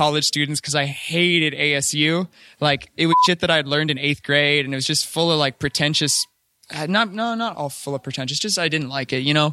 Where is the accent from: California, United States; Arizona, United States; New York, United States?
Arizona, United States; Phoenix; moved away; I grew up in Phoenix, Arizona